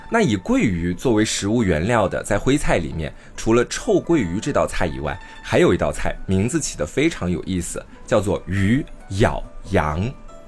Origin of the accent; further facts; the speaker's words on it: Anhui, China; moved away; 我自己是一个土生土长的安徽人，我在安徽 待了有十几年的时间